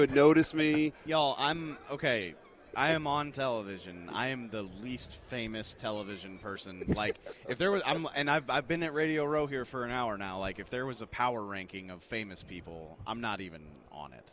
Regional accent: New Orleans, Louisiana, United States; moved away; I'm from New Orleans originally.

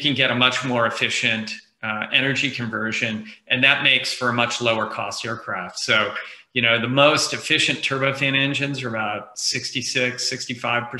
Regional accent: Bay Area, California, United States; I grew up in the Bay Area and hung around the People's Computer Center in Palo Alto when I was a kid

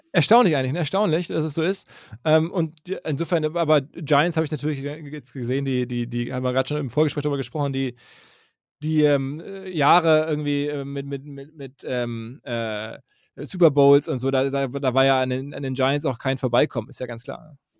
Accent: Essen, North Rhine-Westphalia, Germany; also born or lived in Green Bay, Wisconsin, United States / New York, United States / Dortmund; in Deutschland, in Essen, wo ich geboren bin

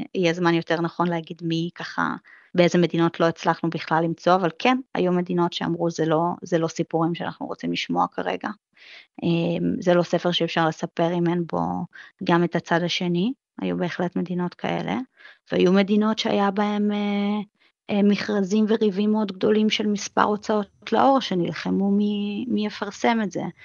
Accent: Israel; moved away as an adult; now in New York, United States; אני ישראלית שנמצאת פה זמן קצר

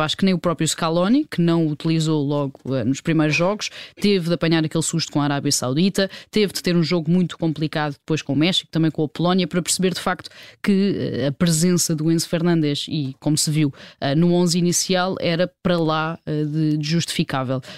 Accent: Portugal; enquanto portugueses

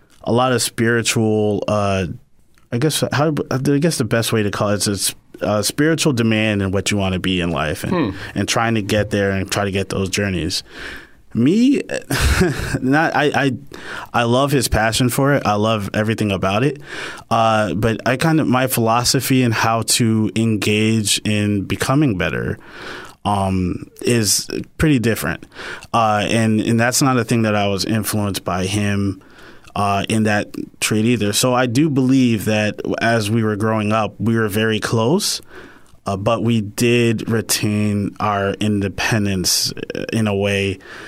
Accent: Yonkers, New York, United States; I'm actually from Yonkers, New York. So, you know, Yonkers, New York is, you know, we pretty much pride ourselves in being, very invested in the birth of music, birth of hip hop, birth of, urban music.

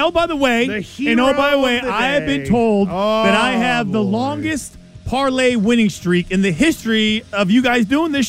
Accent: Northridge, California, United States; I grew up in Northridge. This school, CSUN, is what it's really known by.

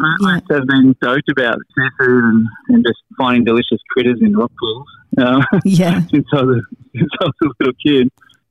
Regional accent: Lennox Head, New South Wales, Australia; now in Palm Beach, Australia; Lennox Head, where I grew up.

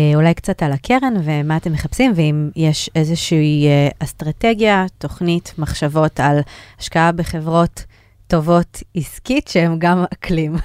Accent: Israel; בתור ישראלית

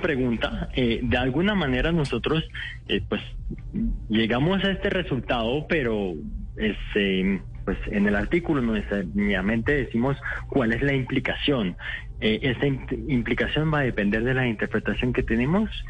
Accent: France; moved away as an adult; also born or lived in Morocco; now in Bogotá, Colombia; nací en Francia, mis papás son de Marruecos, pero ya llevo 6, 7 años en Colombia

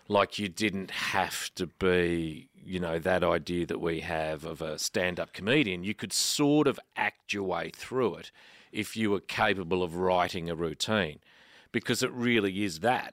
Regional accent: Canberra, Australian Capital Territory, Australia; now in Melbourne, Australia; I grew up in Canberra

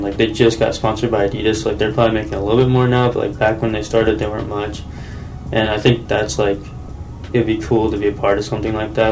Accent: Taylorville, Illinois, United States; born or raised there

